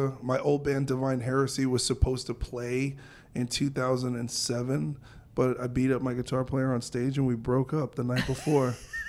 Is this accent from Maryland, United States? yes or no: no; New York, United States; I grew up in New York, so this is like next door for us.